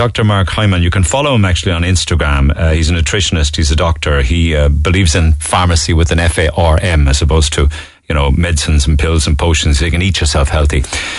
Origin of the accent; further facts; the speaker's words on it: Cork, Munster, Ireland; now in Manchester, United Kingdom; I'm from Cork myself … I'm teaching Rosie about how integral your show is to everyone in Cork in the mornings.